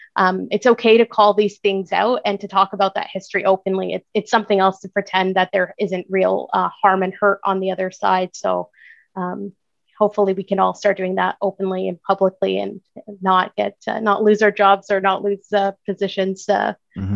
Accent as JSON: {"language": "English", "town": "Ramallah", "region": "West Bank", "country": "Palestine", "tie": "born or raised there", "moved": "yes", "said": "I am Palestinian. I was born in Ramallah. Um, my family is still there."}